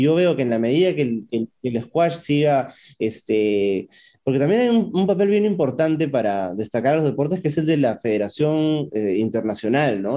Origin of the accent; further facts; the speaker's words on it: Huancavelica, Peru; soy atleta de Huancabelica